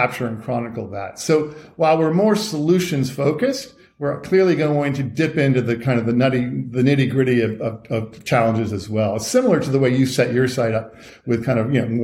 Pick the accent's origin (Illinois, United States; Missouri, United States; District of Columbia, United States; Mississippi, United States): District of Columbia, United States; Washington; I was a little kid growing up in Washington, D.C.